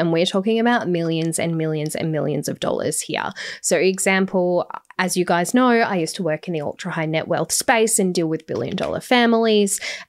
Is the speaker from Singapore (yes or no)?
no; Australia; And the reason for that is because I'm only Australian.